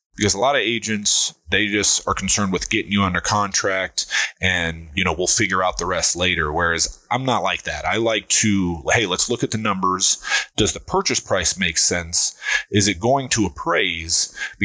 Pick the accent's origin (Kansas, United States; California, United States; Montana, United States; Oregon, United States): California, United States; San Diego; born there; also born or lived in Pensacola / Virginia Beach; I was born in San Diego, lived in Pensacola, Florida, Virginia Beach, Virginia, and then we ended up out here when I was around 10.